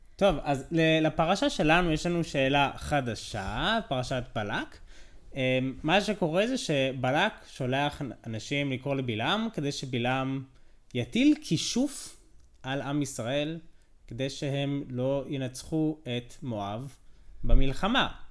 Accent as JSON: {"language": "Hebrew", "country": "United States", "moved": "yes", "lives_now": "Israel", "said": "אני אמריקאי"}